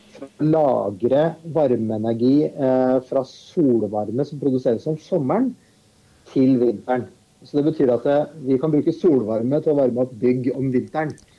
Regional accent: Viken, Norway; jeg kommer jo fra Østfold sjøl

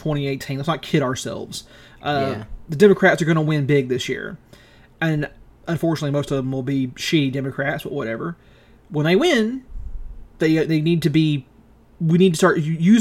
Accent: the South, United States; We're Americans. You got to understand. We're from the South. We're from America

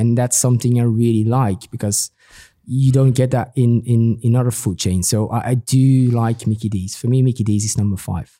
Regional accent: Belgium; now in Milan, Italy; I'm, I'm from Belgium

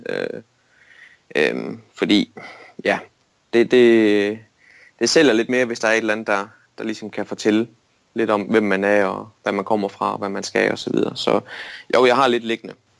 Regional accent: Denmark; et slagteri i min hjemby, Storlim, der hedder Dane Pork

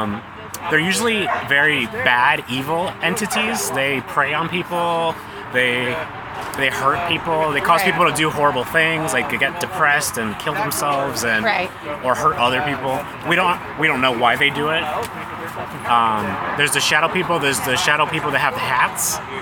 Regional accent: Florence, Kentucky, United States; No, I'm from Florence, Kentucky

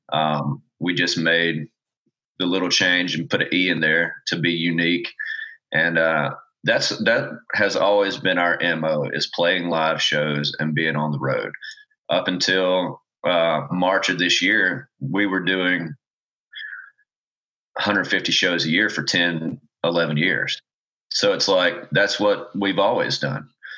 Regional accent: South Alabama, United States; moved away as an adult; now in Nashville, United States; I grew up I was born and raised in South Alabama

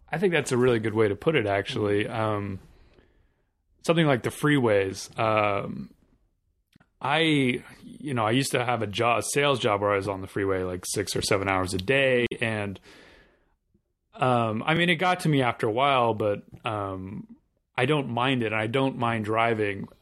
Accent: Southern California, United States; I grew up in Southern California

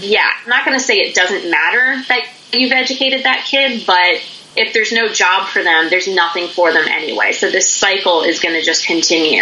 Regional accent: Pennsylvania, United States; now in North Carolina, United States; I grew up in the state of Pennsylvania, which is in the northeastern part of the U.S.

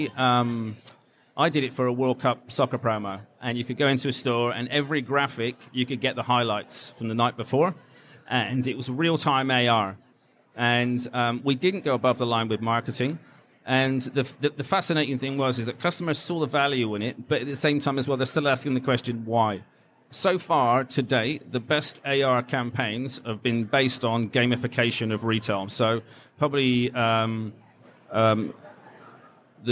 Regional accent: England, United Kingdom; I'm English

